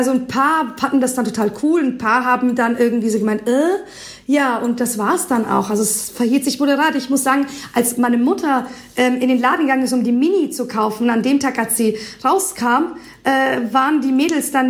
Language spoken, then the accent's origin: German; Albania; born there; first language Albanian; German is a second language; weil ich ja doch gebürtige Albanerin bin und mir gedacht habe, hey, wieso machst du eigentlich nicht was Neues und mischt quasi deine Sprache in deinem, lässt deine, die Sprache in deine Musik mit einfließen.